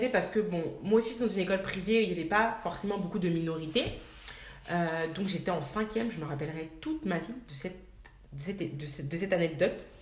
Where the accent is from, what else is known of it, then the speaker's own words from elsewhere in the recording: France; nous en fait on a grandi en France on est né ici